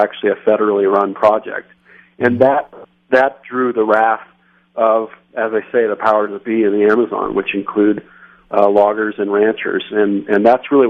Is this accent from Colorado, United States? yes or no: yes; Denver, Colorado, United States; Denver, Colorado, my hometown